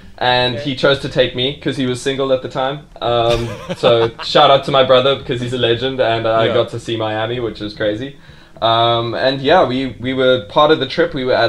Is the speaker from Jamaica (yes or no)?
no; South Africa; I was from South Africa.